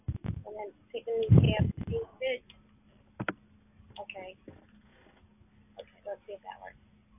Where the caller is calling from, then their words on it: New York City, New York, United States; I'm in New York City, Manhattan.